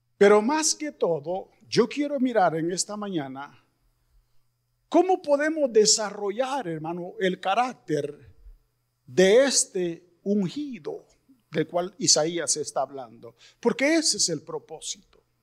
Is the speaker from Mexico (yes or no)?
yes; Mexico; somos los mexicanos bien trabajadores